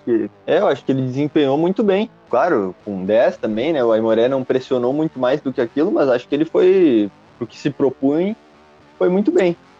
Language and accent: Portuguese; Santiago, Rio Grande do Sul, Brazil; now in Porto Alegre, Brazil; sou natural de Santiago, lá no interior do Rio Grande do Sul, hoje morando em Porto Alegre.